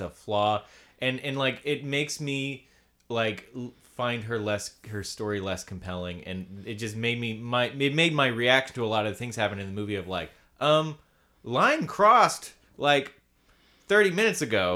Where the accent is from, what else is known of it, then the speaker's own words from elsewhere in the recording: the South, United States; accent: Southern; most people who have, are from the South sound like us